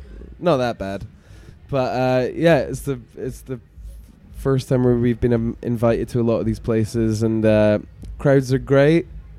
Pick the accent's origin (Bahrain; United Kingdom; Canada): United Kingdom; Scotland; we're from Scotland